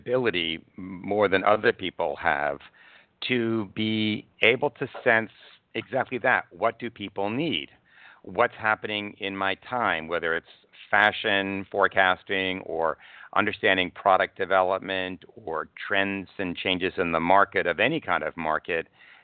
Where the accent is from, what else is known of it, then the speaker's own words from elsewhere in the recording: New York, United States; moved away; I was born in New York Hospital. And I did leave New York